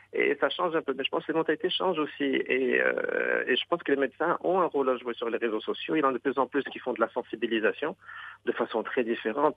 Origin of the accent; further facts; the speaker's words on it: Rabat, Rabat-Salé-Kénitra, Morocco; also born or lived in Khemisset; mes parents sont venus de la campagne Khamisatl, à Rabat